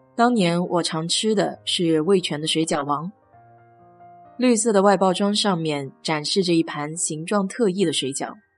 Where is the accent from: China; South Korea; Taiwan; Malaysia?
China; 其实和我们中国人的馄饨更接近一些。